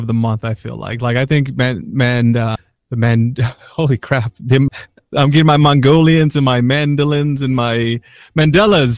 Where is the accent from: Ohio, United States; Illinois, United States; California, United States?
Illinois, United States; Chicago; we're both from Chicago